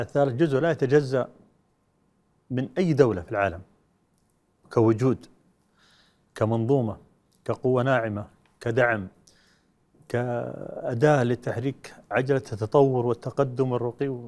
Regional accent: Saudi Arabia; احنا كشعب سعودي

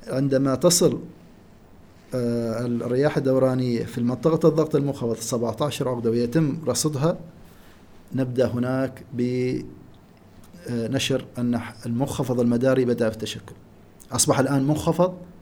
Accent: Oman; فصل الشتاء عندنا في عمان يبدا من شهر 12

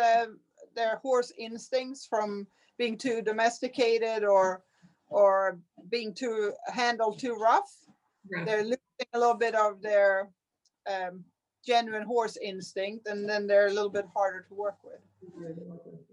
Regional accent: Sweden; now in United States; I'm from Sweden

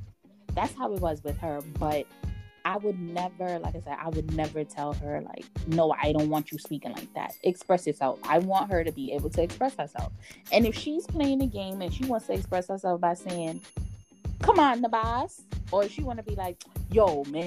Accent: New York City, New York, United States; born there; I was born in the Bronx.

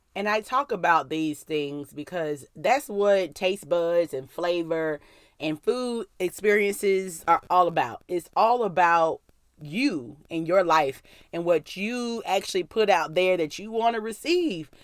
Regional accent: Mobile, Alabama, United States; I was born in Mobile, Alabama

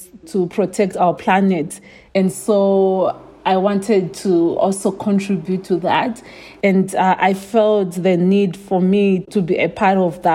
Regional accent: Chiredzi, Masvingo, Zimbabwe; I grew up in Chiredzi. So it's a small town in Zimbabwe

